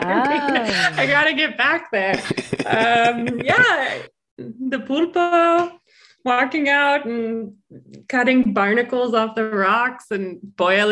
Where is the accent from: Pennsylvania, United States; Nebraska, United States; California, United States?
Nebraska, United States; moved away as an adult; also born or lived in Galicia, Spain; now in Minneapolis, United States; I'm originally from Nebraska.